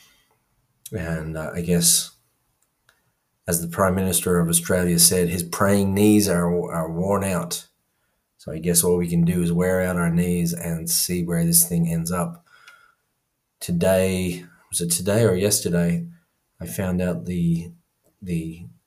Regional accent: Ireland; I grew up in Ireland

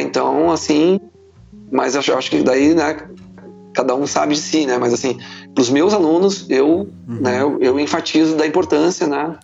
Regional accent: Porto Alegre, Rio Grande do Sul, Brazil; eu sou natural de Porto Alegre e de um bairro chamado Menino Deus

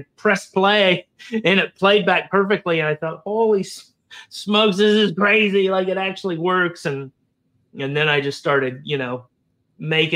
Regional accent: Florida, United States; I grew up in Florida. I was a native Floridian growing up

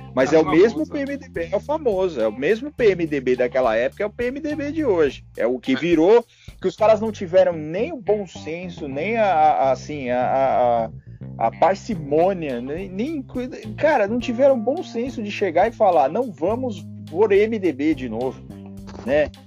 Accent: São Paulo, Brazil; Porque eu sou de São Paulo.

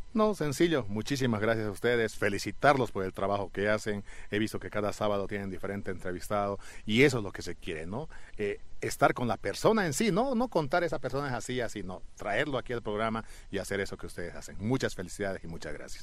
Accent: Santa Rosa, La Paz, Bolivia; soy de Alto Beni soy de la provincia Caranavi, de un pueblito llamado Santa Rosa, y pertenezco al Departamento de La Paz

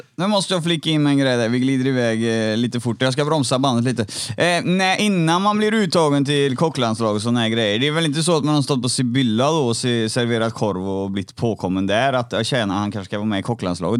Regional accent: Trollhättan, Västra Götaland, Sweden; jag är från Trollhättan

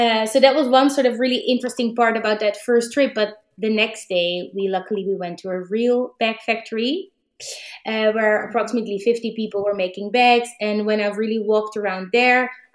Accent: Amsterdam, North Holland, Netherlands; also born or lived in New York; I'm from Amsterdam, the Netherlands

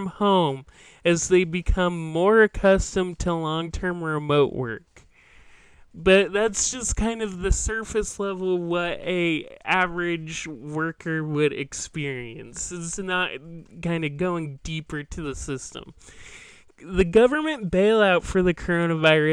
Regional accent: Washington, United States; I'm from Washington State

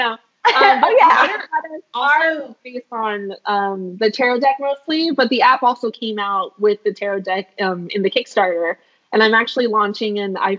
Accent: Philadelphia, Pennsylvania, United States; growing up in Philadelphia

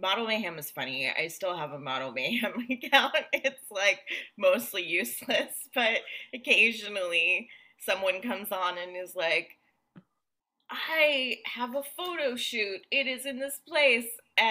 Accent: New Jersey, United States; moved away

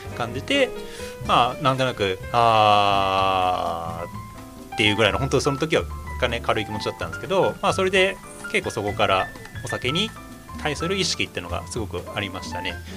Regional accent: Kanto, Japan; moved away as an adult; 私、まあ、出身が関東だったんですけど

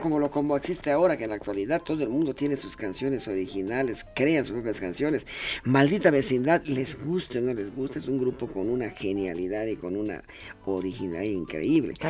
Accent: Yucatán, Mexico; mi tierra, la Grecia de América, que es Yucatán

